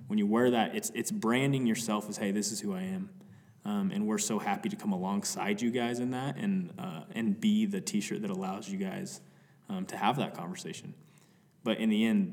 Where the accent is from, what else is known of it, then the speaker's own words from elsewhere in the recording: Cody, Wyoming, United States; We're from Cody, Wyoming, which it's like any direction you go, you can be in a different mountain range.